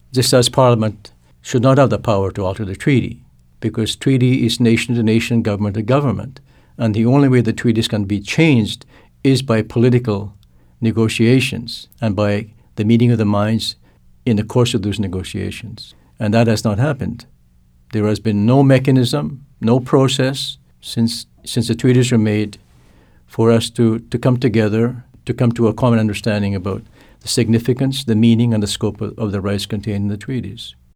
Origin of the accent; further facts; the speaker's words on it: Canada; first language Cree; English is a second language; I'm also a Cree person. I grew, that my, my first language is Cree